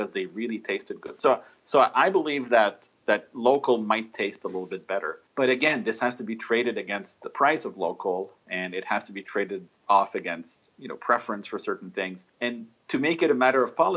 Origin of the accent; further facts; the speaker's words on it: Montreal, Quebec, Canada; moved away; also born or lived in Rome; I grew up in Montreal